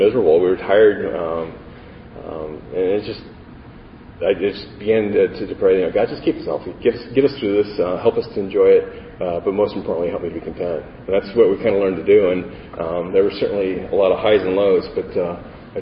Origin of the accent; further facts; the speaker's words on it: Colorado, United States; I grew up in Colorado